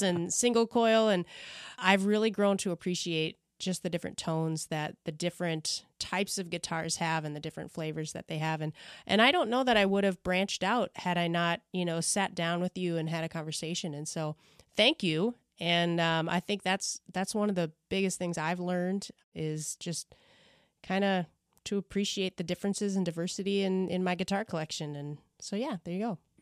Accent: Maryland, United States; accent: Midwestern; I grew up in Maryland

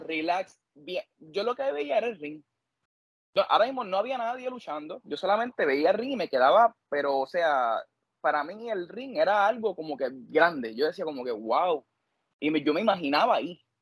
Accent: Corozal, Puerto Rico; yo soy pueblo de Corozal

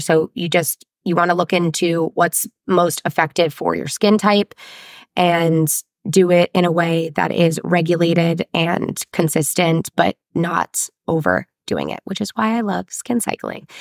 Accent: New Jersey, United States; I'm not French. I'm from New Jersey

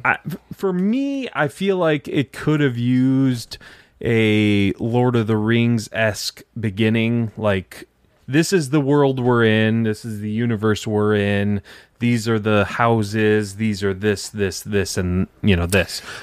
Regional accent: Detroit, Michigan, United States; now in Tampa, United States; I'm from Detroit originally

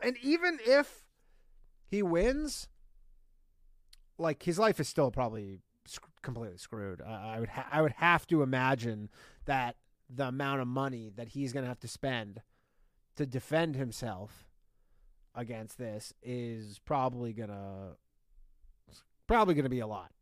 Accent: Burlington, Ontario, Canada; Burlington, Ontario, what is up? My hometown

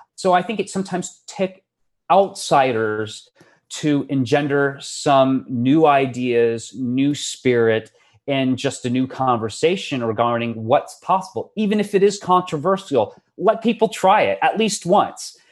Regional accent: Florida, United States; moved away; my home state of Florida, where I was raised in sort of the long shadow of the space shuttle

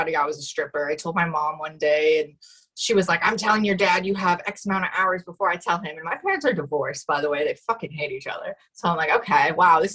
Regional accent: Washington, United States; moved away as an adult; now in California, United States; I quickly moved out of Washington because I'm from Washington

